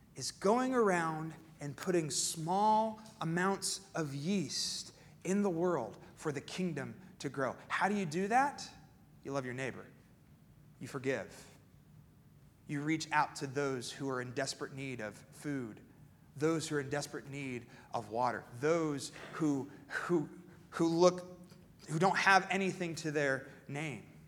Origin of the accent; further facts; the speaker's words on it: Pennsylvania, United States; moved away; I grew up in Pennsylvania